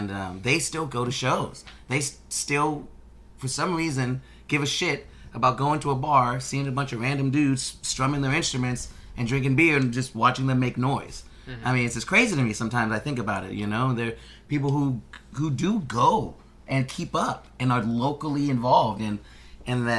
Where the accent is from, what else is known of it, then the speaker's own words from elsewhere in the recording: Houston, Texas, United States; now in Austin, United States; I'm from Houston